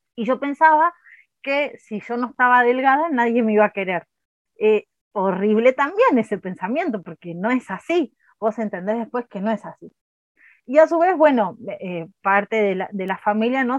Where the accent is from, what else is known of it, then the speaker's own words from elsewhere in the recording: Argentina; hablando mal y pronto como cualquier argentino